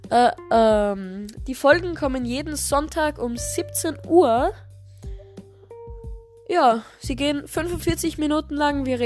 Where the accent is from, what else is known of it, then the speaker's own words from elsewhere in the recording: Styria, Austria; accent: Styrian dialect; wir reden in diesem Podcast im steirischen Dialekt, ähm, denn wir kommen beide aus Österreich.